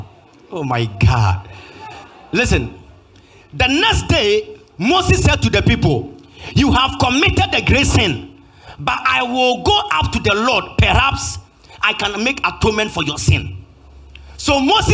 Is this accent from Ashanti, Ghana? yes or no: yes; Kumasi, Ashanti, Ghana; I'm from Kumasi.